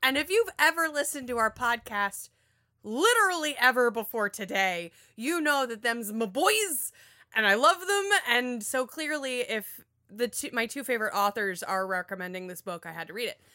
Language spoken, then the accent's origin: English; Florida, United States; I'm from Florida.